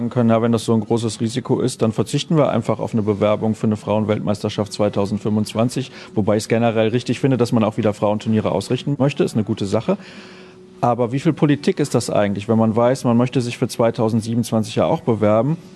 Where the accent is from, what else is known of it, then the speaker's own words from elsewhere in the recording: Germany; Also ich finde das natürlich gut, weil wir kommen aus Deutschland und wir haben dann kurze Wege